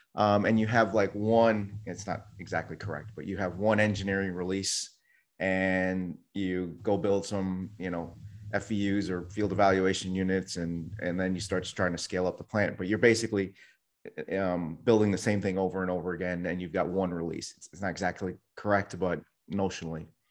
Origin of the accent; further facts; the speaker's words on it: New York City, New York, United States; I was born in New York City. Someone hit my town on nine eleven